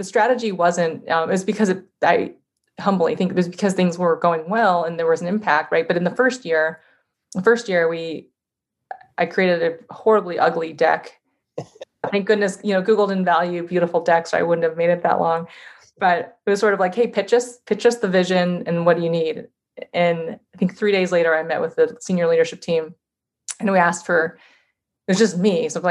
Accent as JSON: {"language": "English", "region": "Iowa", "country": "United States", "tie": "born there", "said": "I was born in Iowa originally. I have family there. I have family in Chicago."}